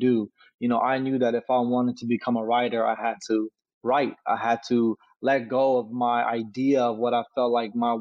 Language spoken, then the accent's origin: English; Sacramento, California, United States; grew up in South Sacramento, California, you know, right off Florin in 29th